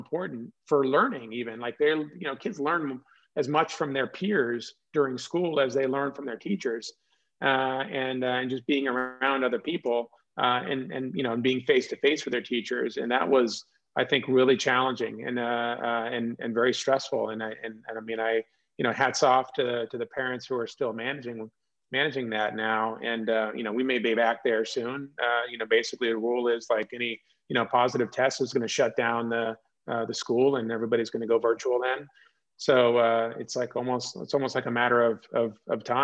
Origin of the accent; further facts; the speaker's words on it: California, United States; moved away; also born or lived in Oklahoma; I grew up in California